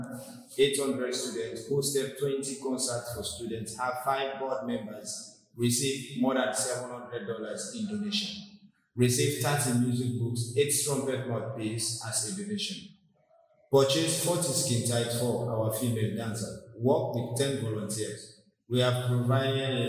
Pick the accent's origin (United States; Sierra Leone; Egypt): Sierra Leone; from Sierra Leone, West Africa.